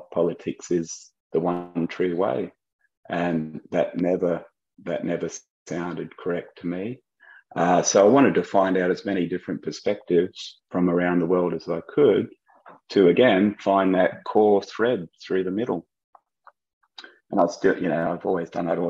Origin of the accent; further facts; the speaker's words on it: Australia; moved away as an adult; also born or lived in United States / France; growing up in Australia, what an awesome country to grow up